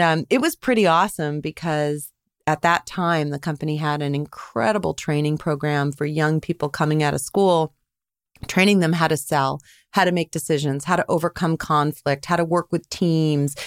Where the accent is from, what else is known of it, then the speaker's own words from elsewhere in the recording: Andover, Massachusetts, United States; I grew up, uh, right outside of Boston in a town called Andover, Mass